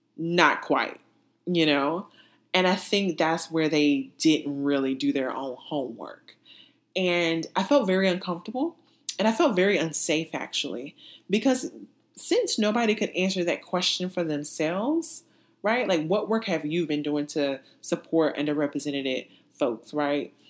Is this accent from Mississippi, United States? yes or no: no; North Carolina, United States; moved away as an adult; also born or lived in Texas / Massachusetts / California; my home state of North Carolina